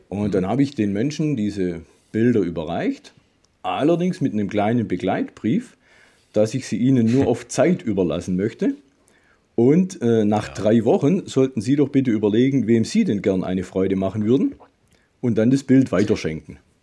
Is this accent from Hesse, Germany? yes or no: no; Swabian Jura, Baden-Württemberg, Germany; Ich komme von der Schwäbischen Alb